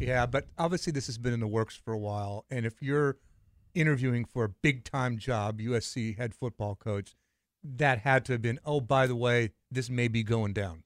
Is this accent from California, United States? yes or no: yes; Los Angeles, California, United States; I grew up in L A.